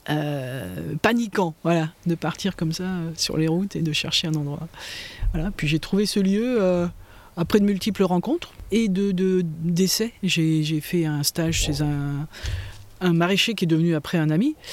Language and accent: French; Manche, Normandy, France; now in Tourves, France; Je suis née en Normandie, dans la Manche, et dans une famille de paysans.